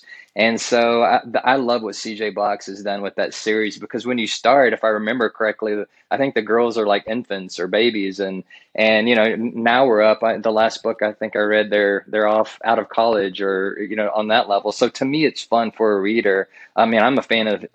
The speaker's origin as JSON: {"language": "English", "region": "Central Texas", "country": "United States", "said": "I'm not technically from East Texas, but I always say I could throw a rock and hit it from where I was in Central Texas"}